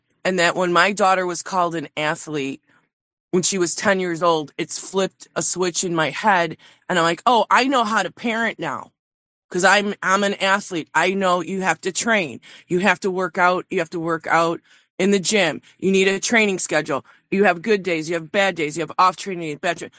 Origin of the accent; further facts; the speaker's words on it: Chicago, Illinois, United States; I'm from Chicago